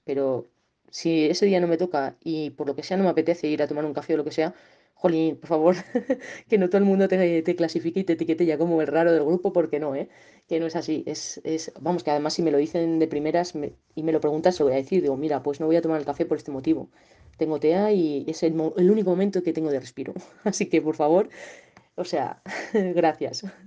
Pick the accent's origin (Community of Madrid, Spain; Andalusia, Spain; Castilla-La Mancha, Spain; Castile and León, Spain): Castile and León, Spain; Segovia; moved away as an adult; also born or lived in Soria; now in León, Spain; ahora estoy en León, pero yo soy de Segovia